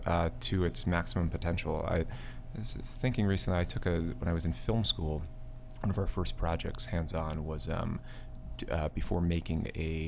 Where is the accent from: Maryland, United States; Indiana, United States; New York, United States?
New York, United States; outside of; now in New York City, United States; I grew up in outside of New York, in the country, and having lived in a place like New York City, an urban environment for the last decade now